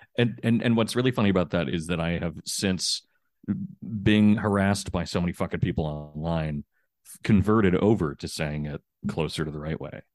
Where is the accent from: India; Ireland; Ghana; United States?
United States; as an American